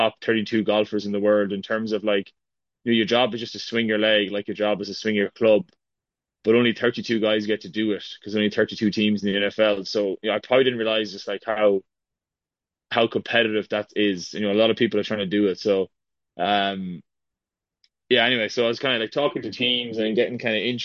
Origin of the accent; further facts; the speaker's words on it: Ireland; moved away as an adult; also born or lived in Boston; now in United States; growing up in Ireland